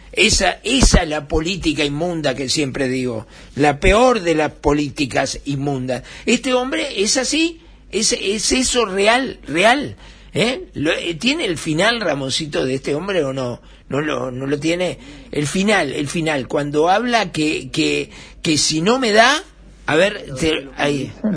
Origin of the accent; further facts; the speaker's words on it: Uruguay; en mi Uruguay